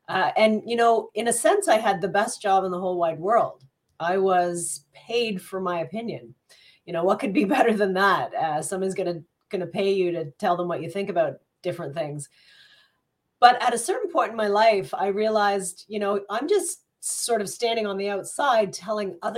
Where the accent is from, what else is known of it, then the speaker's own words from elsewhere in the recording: Greeley, Colorado, United States; born there; I'm not from Burlington. I'm actually, um, I was born in the US in a little town called Greeley, Colorado